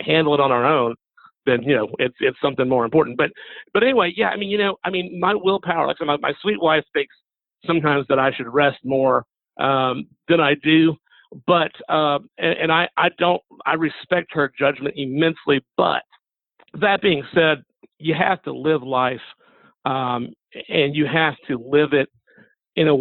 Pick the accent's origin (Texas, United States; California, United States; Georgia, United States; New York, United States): Georgia, United States; Macon; I also teach at two universities here in my hometown of Macon, Georgia.